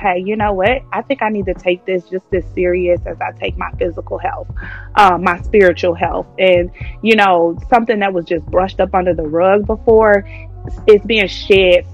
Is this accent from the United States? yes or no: yes; Cincinnati, Ohio, United States; moved away; also born or lived in Tennessee; I'm from Cincinnati, Ohio, 513. Mm-hmm. Born and raised.